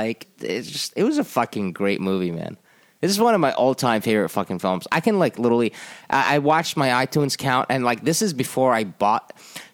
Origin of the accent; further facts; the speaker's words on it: Jordan; moved away; when I was growing up in Jordan in the 80s and 90s